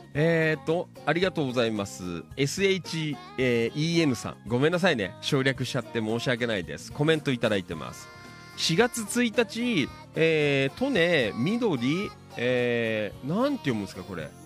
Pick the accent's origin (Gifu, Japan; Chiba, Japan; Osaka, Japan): Chiba, Japan; Noda; 野田とかはほら、ね、この辺りは、まあ、なんとなくね生まれ育った町なあの場所